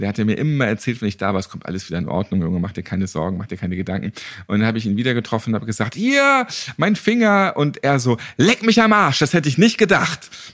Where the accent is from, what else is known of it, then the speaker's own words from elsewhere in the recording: Northern Germany, Germany; Ich bin auch Norddeutscher.